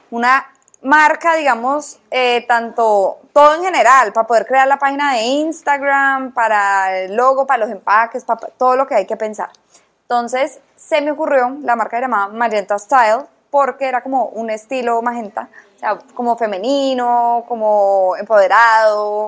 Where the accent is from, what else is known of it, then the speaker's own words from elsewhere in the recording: Cali, Valle del Cauca, Colombia; también soy caleña